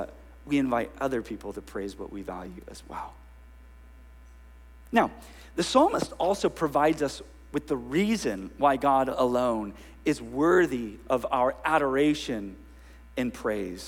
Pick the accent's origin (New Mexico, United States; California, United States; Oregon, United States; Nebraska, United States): California, United States; Northern; now in Ventura, United States; I grew up in Northern California where, forgive me, children, everything was hella this and hella